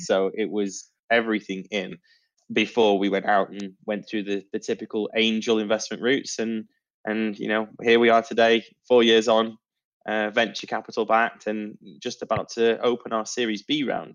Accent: Manchester, North West England, United Kingdom; now in Poole, United Kingdom; Manchester, my my hometown

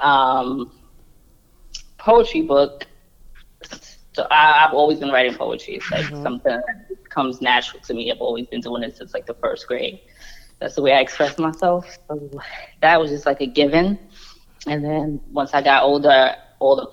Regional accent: New York City, New York, United States; I'm from New York City, Harlem

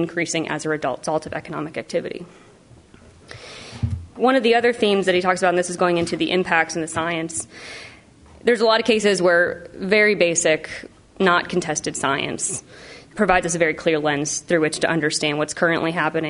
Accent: Oak Ridge, Tennessee, United States; Oak Ridge didn't exist, so my hometown was not on the map

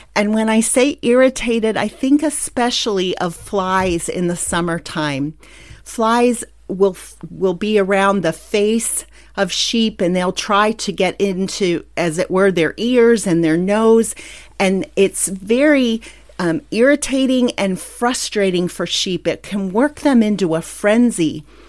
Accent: Pennsylvania, United States; moved away; also born or lived in San Antonio, Texas; the rolling hills and mountains of my home state in Pennsylvania.

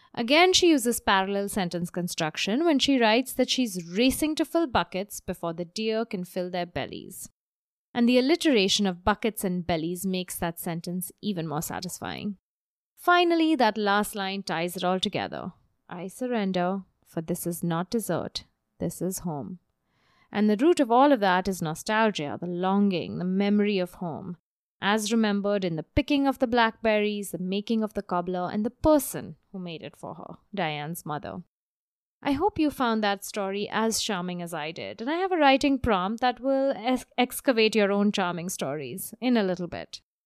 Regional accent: Mumbai, Maharashtra, India; moved away; the monsoon rages in my hometown of Bombay

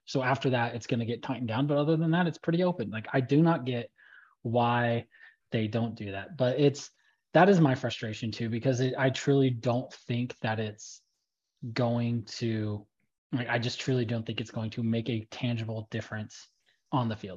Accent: Fresno, California, United States; my hometown team of the Fresno Bulldogs

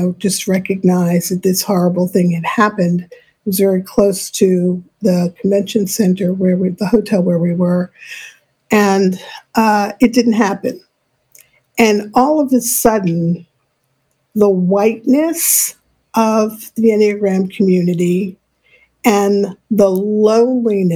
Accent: New York City, New York, United States; I grew up in New York City.

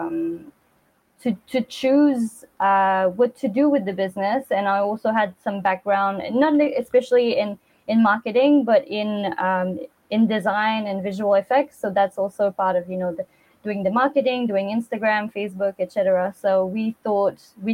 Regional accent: Quebec, Canada; moved away as an adult; also born or lived in Montreal / Australia; now in Kochi, Japan; I'm originally from Quebec, a small town in the northeast of Quebec in Canada

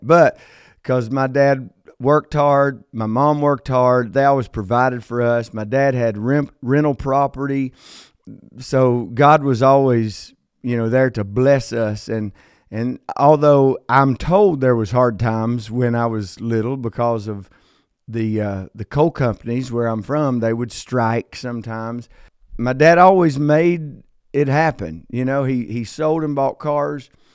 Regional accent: Logan, West Virginia, United States; I was born in a small coal town in southern West Virginia called Logan, West Virginia

